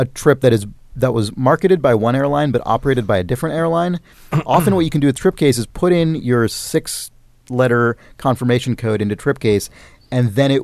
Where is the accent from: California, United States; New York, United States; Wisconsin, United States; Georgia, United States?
California, United States; San Francisco; my hometown of San Francisco